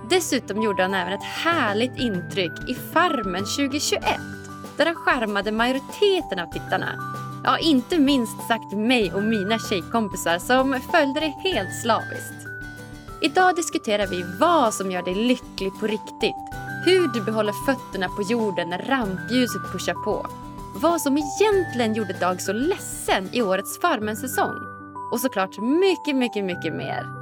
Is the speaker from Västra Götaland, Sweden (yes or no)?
no; Umeå, Västerbotten County, Sweden